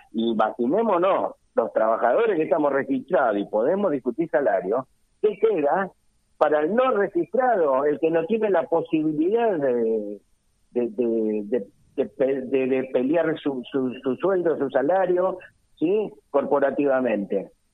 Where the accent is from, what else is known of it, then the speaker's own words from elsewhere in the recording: Argentina; nosotros como argentinos